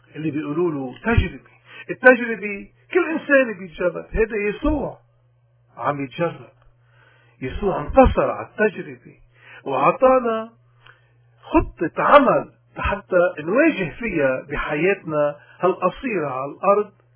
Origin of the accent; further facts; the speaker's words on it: Lebanon; بلدنا لبنان